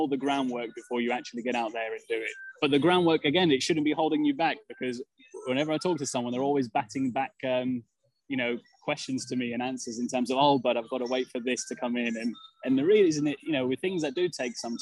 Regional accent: England, United Kingdom; growing up in England, being born in England to a Serbian family

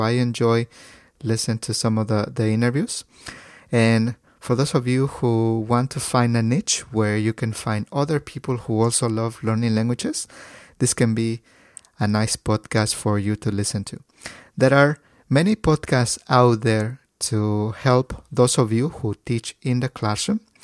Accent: Mexico; English is a second language; moved away as an adult; now in California, United States; I was born in Mexico, but I moved to California after finishing high school many, many years ago

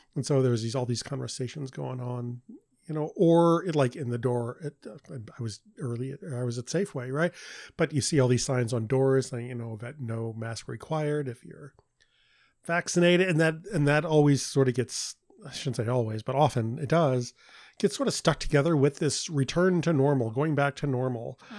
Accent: St. Louis, Missouri, United States; when we were growing up in Saint Louis

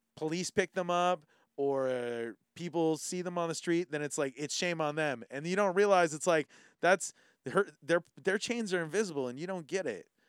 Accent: California, United States; now in Hawaii, United States; growing up in California

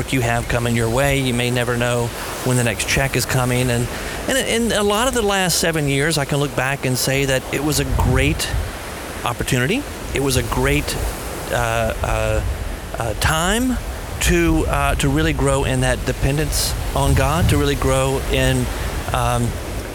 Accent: United States; maybe it's part of being an American. I think we have a certain mentality here in America

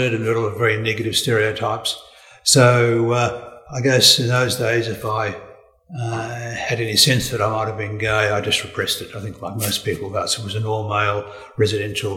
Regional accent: Melbourne, Victoria, Australia; also born or lived in Werribee / Dookie; I was born in Melbourne in the early 1950s, so I'm a baby boomer

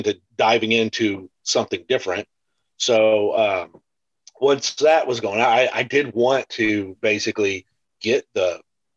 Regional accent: Houston, Texas, United States; I grew up in Houston

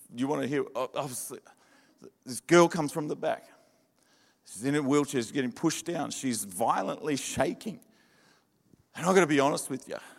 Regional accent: Adelaide, South Australia, Australia; moved away; also born or lived in Victoria; I'm from Adelaide, born in, in, in Adelaide, born and bred in the desert and uh, I saw the light over in Victoria and moved

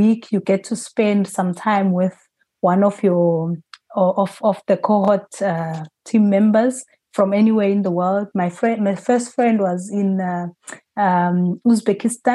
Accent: South Africa; as a South African team, there's five of us from South Africa

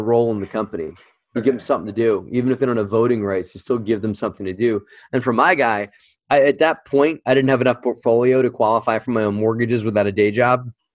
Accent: New Jersey, United States; moved away; the town I lived in, I used to live in, in South Jersey, and I drove past this house all the time. It was just it was one dilapidated house in my hometown

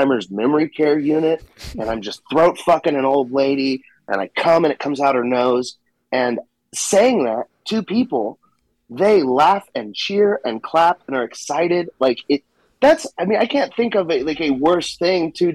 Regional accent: Southlake, Texas, United States; also born or lived in Austin, Texas; I'm from Texas. I'm from North Texas, Dallas-Fort Worth area, a little town called Southlake is where I hail from.

